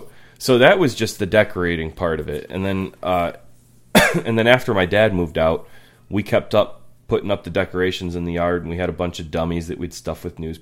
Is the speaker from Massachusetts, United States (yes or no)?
yes; Lowell, Massachusetts, United States; Like, the house I grew up in Lowell was, in our neighborhood, always considered, like, the Halloween house, because we always decorated real big.